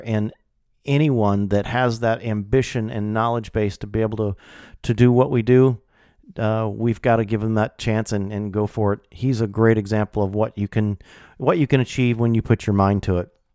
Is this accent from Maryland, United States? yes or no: no; Illinois, United States; moved away; growing up in Illinois, most, you know, all my career has been in Illinois